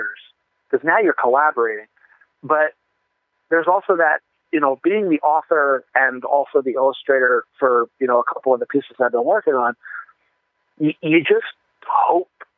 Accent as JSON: {"language": "English", "region": "Colorado", "country": "United States", "tie": "born or raised there", "also_born_or_lived": "New Jersey / Fort Collins", "said": "I was 4 when we moved to Colorado from New Jersey"}